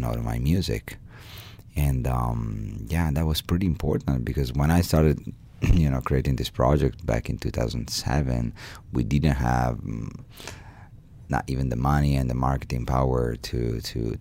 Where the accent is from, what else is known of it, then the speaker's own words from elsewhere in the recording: Bassano del Grappa, Veneto, Italy; I grew up in Bassano del Grappa, which is an hour drive from Venezia